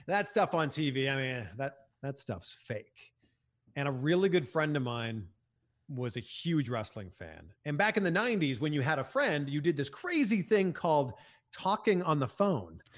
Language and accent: English; Canada; moved away as an adult; also born or lived in Cleveland, United States / Miami, United States; now in United States; a lot of hockey growing up in Canada